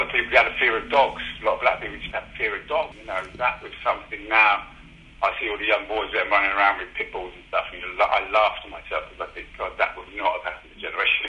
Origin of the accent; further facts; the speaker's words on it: Luton, East of England, United Kingdom; also born or lived in London; I grew up in Luton, born in London, grew up in Luton